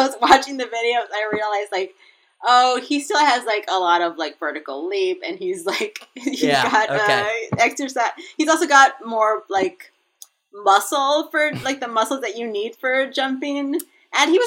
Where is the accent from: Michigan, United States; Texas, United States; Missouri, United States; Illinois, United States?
Texas, United States; El Paso; I'm from El Paso, Texas